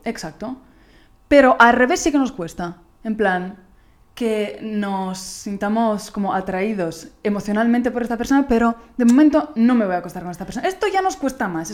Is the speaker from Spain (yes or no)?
no; Italy; Spanish is a second language; moved away; soy italiana